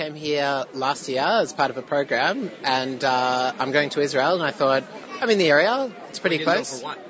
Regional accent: Melbourne, Victoria, Australia; from Australia, Melbourne.

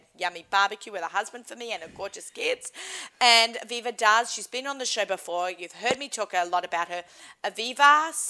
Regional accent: Australia; accent: Australian; moved away; I'm Australian. I have an accent.

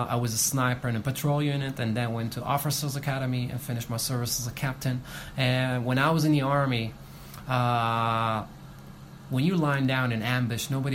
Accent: Israel; I'm Israeli and then Ethiopian

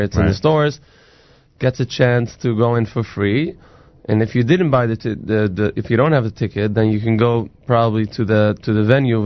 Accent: New York City, New York, United States; I'm originally from Brooklyn from Williamsburg

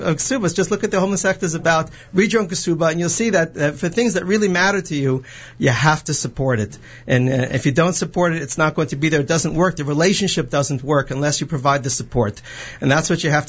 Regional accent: Livingston, New Jersey, United States; I grew up in Livingston

